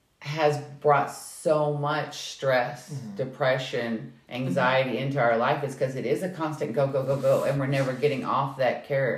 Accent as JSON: {"language": "English", "region": "Kentucky", "country": "United States"}